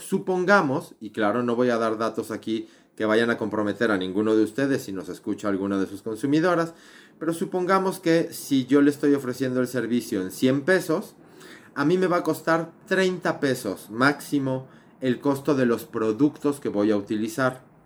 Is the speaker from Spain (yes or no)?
no; Mexico; soy mexicano